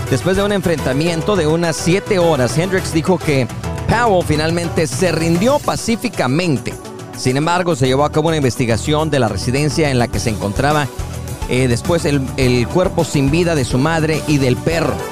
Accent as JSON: {"language": "Spanish", "country": "Mexico", "lives_now": "Tyler, United States", "said": "la gastronomía peruana tiene un platillo que nosotros como mexicanos y latinos también disfrutamos mucho"}